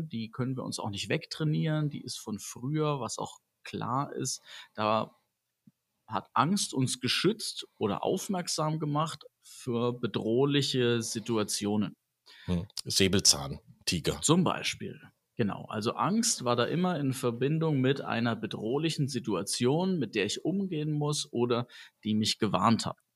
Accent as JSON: {"language": "German", "town": "Wiesbaden", "region": "Hesse", "country": "Germany", "said": "Bei uns in Wiesbaden wird morgen nämlich die ganze Stadt lahmgelegt."}